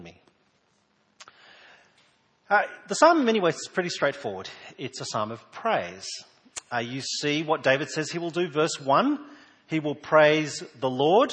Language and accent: English; New South Wales, Australia; now in South Australia, Australia; I was born in New South Wales and moved here a number of years ago